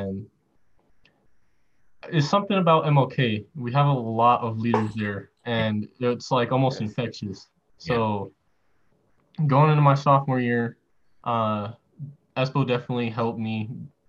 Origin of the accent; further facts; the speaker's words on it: Arvada, Colorado, United States; also born or lived in Green Valley Ranch, Denver; I'm originally from, I was born in like Arvada, and I went to elementary school and middle school there